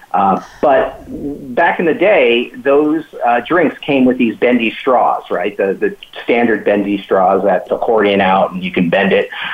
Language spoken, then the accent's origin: English; Hawaii, United States; I'm from Hawaii, uh, and you know, uh, there's uh, it's a melting pot for Asian, you know, diversity